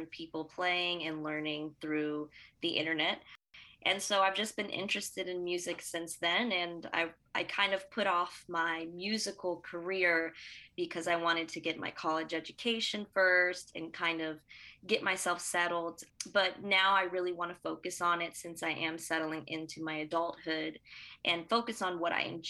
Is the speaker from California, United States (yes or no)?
no; Broward County, Florida, United States; I came from Broward